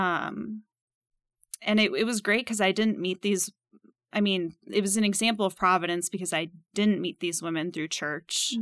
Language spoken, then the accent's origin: English; Minnesota, United States; moved away as an adult; also born or lived in Purdue University, Indiana; now in Kansas City, United States; I grew up in Minnesota